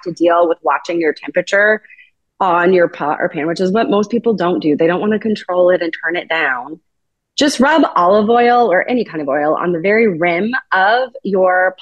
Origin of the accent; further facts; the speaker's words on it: Sonoma, California, United States; I grew up in Sonoma